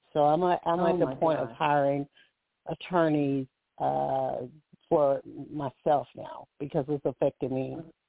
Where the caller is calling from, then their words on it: Alabama, United States; I'm calling from Alabama.